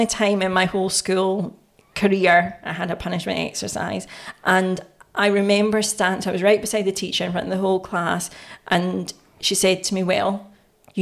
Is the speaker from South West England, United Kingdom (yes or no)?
no; Glasgow, Scotland, United Kingdom; back in those days, in the 90s in Scotland or in Glasgow